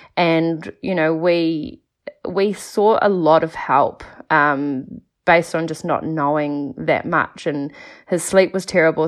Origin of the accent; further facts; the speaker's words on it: Nelson, New Zealand; now in Mount Maunganui, New Zealand; I'm from Nelson originally, but now I live in Mount Maunganui.